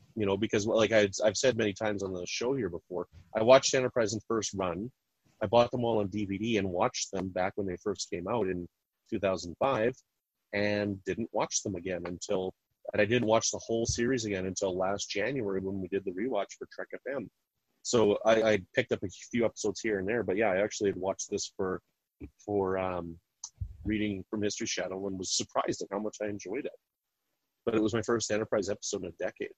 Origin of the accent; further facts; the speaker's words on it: Canada; I'm from Canada